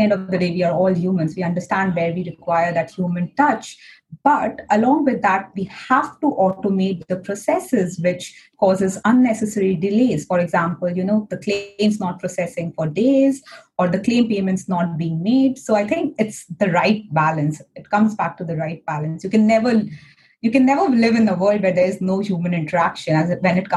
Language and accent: English; India; Being an Indian woman in a white industry